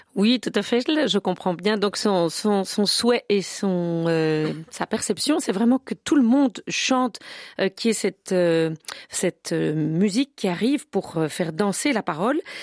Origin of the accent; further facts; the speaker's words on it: Brussels, Brussels-Capital Region, Belgium; chez nous à Bruxelles